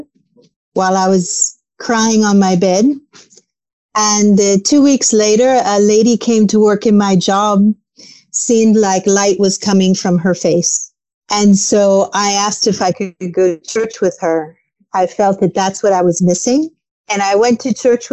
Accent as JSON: {"language": "English", "region": "New York", "country": "United States", "tie": "born or raised there", "said": "I was born in New York, born to a Jewish family"}